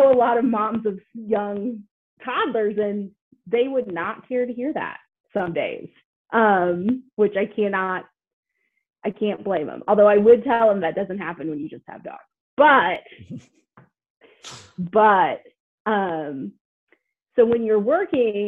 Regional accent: Greenfield, Indiana, United States; I grew up in Greenfield, Indiana, between two cornfields

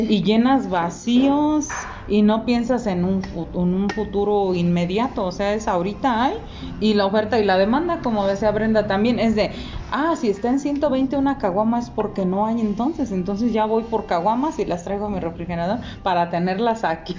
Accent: Mexico; nosotros como mexicanos

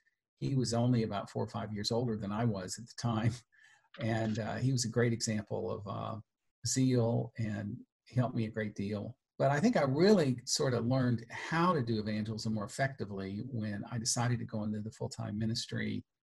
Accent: Southern California, United States; I was born and raised in Southern California.

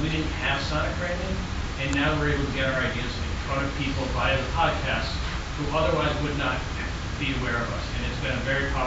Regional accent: Holyoke, Massachusetts, United States; growing up in Holyoke, Massachusetts

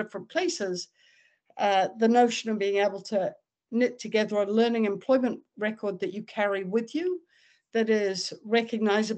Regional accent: New Zealand; I grew up in New Zealand

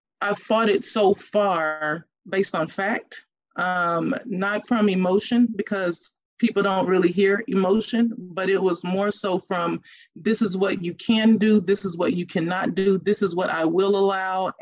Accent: Louisiana, United States; moved away as an adult; also born or lived in Texas; I grew up in Louisiana

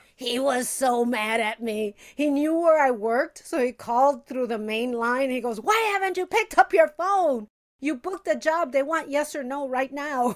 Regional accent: Chicago, Illinois, United States; moved away as an adult; also born or lived in Puerto Rico (heritage); now in Los Angeles, United States; I'm from Chicago

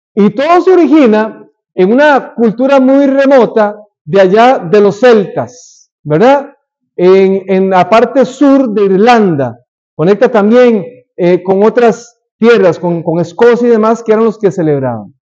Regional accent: Costa Rica; moved away; en mi país, en Costa Rica

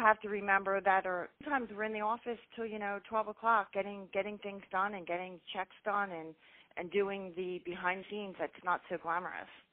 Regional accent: Philadelphia, Pennsylvania, United States; born and raised in Philly, Philly girl

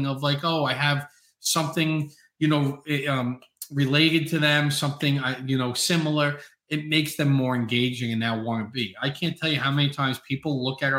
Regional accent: New York City, New York, United States; I'm from Staten Island, New York

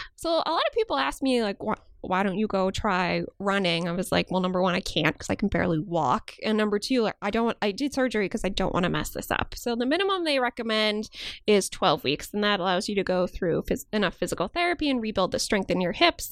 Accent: outside Chicago, Illinois, United States; moved away as an adult; also born or lived in Maryland / Pennsylvania; now in New York, United States; I grew up outside Chicago and I lived there until I went to college

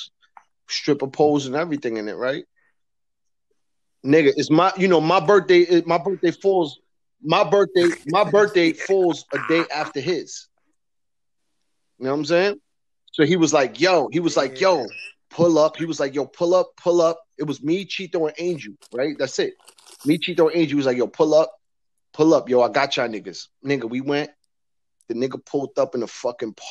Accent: New York City, New York, United States; I'm from Redhook

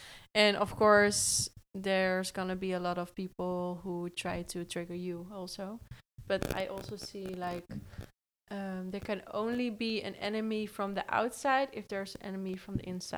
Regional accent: Netherlands; English is a second language; I'm also from Holland, you know, and sometimes I feel also like you can really hear my accent

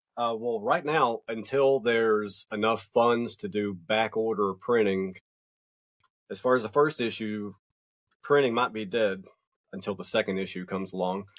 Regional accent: North Georgia Mountains, United States; I'm from the North Georgia Mountains

